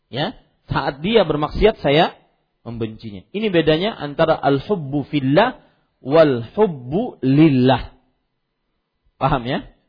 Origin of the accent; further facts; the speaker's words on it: South Kalimantan, Indonesia; Kalau kita orang Banjar biasanya kalau bersumpah lillahi taala.